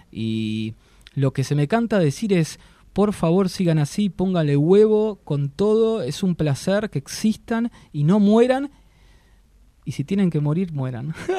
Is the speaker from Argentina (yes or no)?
yes; Argentina; Como argentino